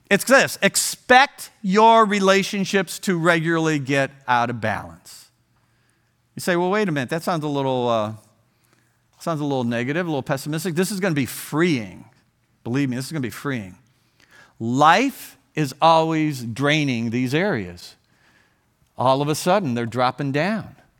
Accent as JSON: {"language": "English", "region": "Ohio", "country": "United States", "tie": "born or raised there", "moved": "as an adult", "said": "I grew up in Ohio, and we raised our family there, and in our fifties, we left Ohio"}